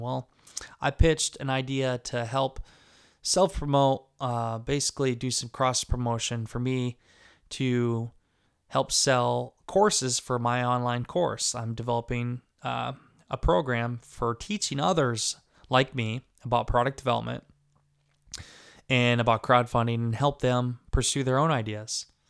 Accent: Garnavillo, Northeast Iowa, United States; also born or lived in Des Moines, Iowa; I go back and forth between the apartment in Des Moines and my house in Garnerville, Ohio, in Northeast Iowa

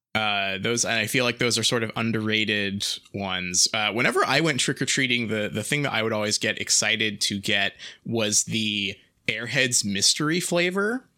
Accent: England, United Kingdom; we're English.

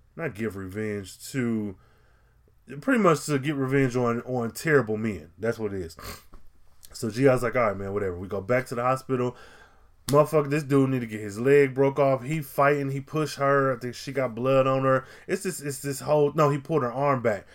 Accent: United States; a black man growing up in America

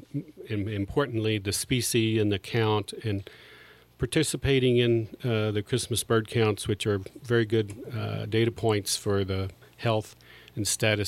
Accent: Los Alamos, New Mexico, United States; I'm from Los Alamos. I worked at the laboratory there for over 30 years, but I'm retired now

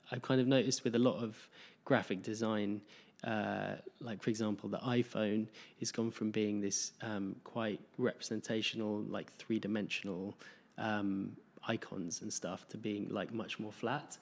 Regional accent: England, United Kingdom; moved away; grew up in, like, in, in England

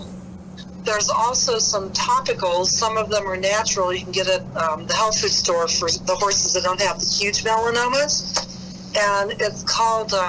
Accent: United Kingdom; I'm also British

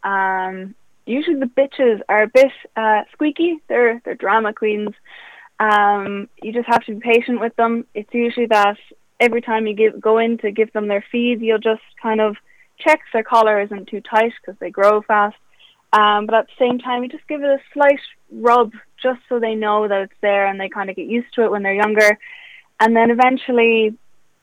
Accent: County Kildare, Ireland; also born or lived in Germany; When I was 3 years old, I moved to Kildare from Germany

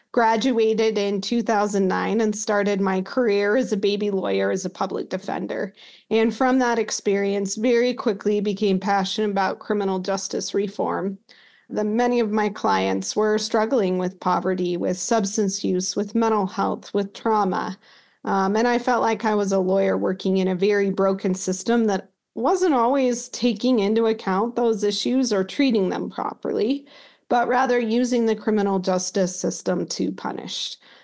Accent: Utah, United States; I grew up in Utah.

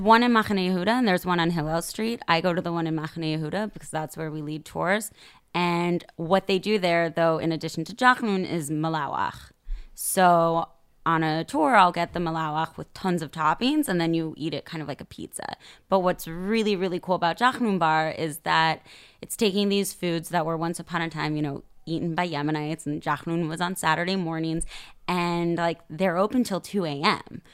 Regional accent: Sacramento, California, United States; moved away as an adult; now in Tel Aviv, Israel; growing up in Sacramento

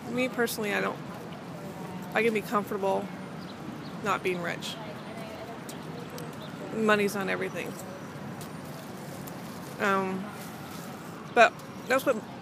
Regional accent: Los Angeles, California, United States; I'm from Los Angeles

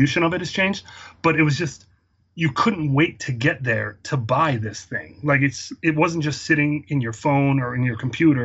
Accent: outside Philadelphia, Pennsylvania, United States; I grew up outside Philadelphia in the suburbs

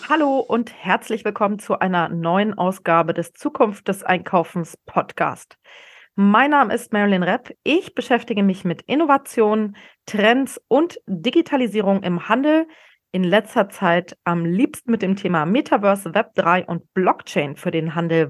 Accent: a small Bavarian town north of Munich, Germany; now in Berlin, Germany; der kleinen bayerischen Stadt, äh, wo ich aufgewachsen bin, nördlich von München.

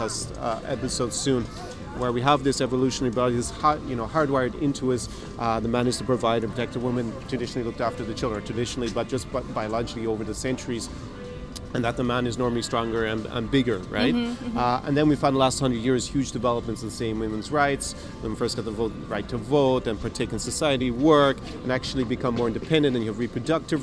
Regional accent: Ireland; now in Ukraine; I was born in Ireland

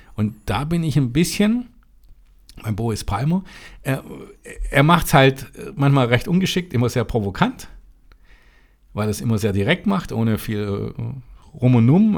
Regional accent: Germany; das dürfen wir als Deutscher sagen

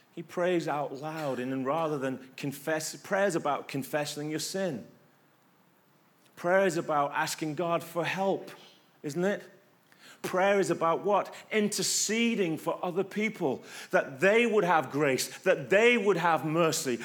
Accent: England, United Kingdom; moved away; I'm English

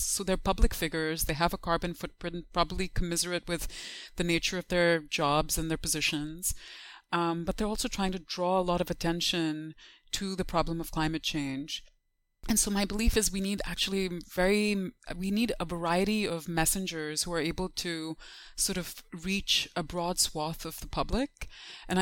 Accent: Dubai, United Arab Emirates; moved away as an adult; also born or lived in Urbana-Champaign, United States / Pittsburgh, United States / New York City, United States; growing up in Dubai

